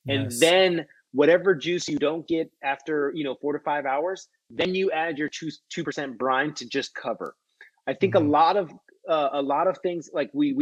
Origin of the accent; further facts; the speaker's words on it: United States; being an American